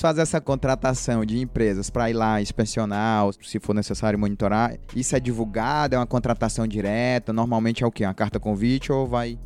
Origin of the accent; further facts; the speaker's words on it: Tianguá, Ceará, Brazil; moved away; Eu sou de lá, de Tianguá. Minha família mora lá em Tianguá ainda